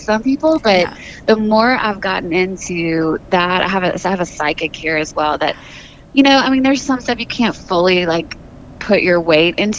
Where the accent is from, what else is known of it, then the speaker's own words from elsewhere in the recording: Louisiana, United States; moved away as an adult; now in Nashville, United States; I grew up in Louisiana and just like a very 9-to-5 kind of mindset.